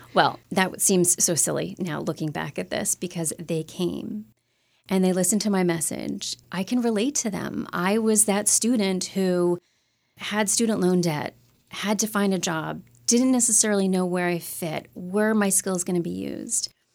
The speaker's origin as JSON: {"language": "English", "region": "Upstate New York", "country": "United States", "tie": "born or raised there", "said": "I grew up in upstate New York"}